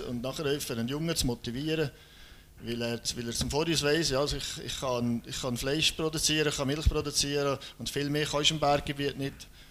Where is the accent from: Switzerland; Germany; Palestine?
Switzerland; Birgisch, Valais; ich komme aus dem Oberwallis, in der Nähe von Brieg, das ist ein kleines Dörfchen, Birgisch, gerade neben Mund